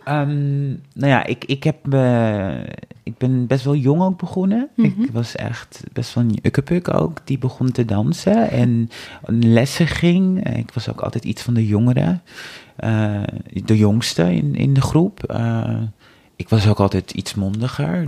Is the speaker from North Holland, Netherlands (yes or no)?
yes; Amsterdam, North Holland, Netherlands; ik kom uit Amsterdam.